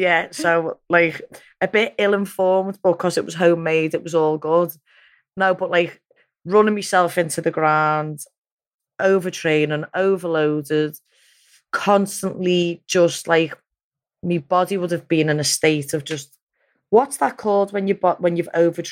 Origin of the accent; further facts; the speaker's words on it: Liverpool, North West England, United Kingdom; I'd won a world title, I'd done all kinds just off being a Scouser.